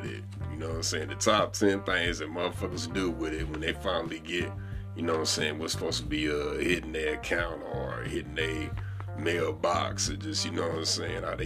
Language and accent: English; St. Louis, Missouri, United States; accent: country accent; I'm from the Midwest. I'm St. Louis, born and raised.